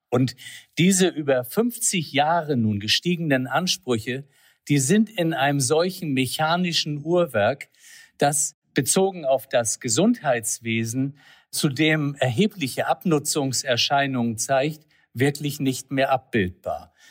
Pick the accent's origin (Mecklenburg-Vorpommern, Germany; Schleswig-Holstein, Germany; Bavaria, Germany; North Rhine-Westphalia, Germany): Schleswig-Holstein, Germany; Flensburg; born there; Also geboren in Flensburg, Mutter Dänen, Vater Hamburger. Ich würde mal sagen, echtes Nordlicht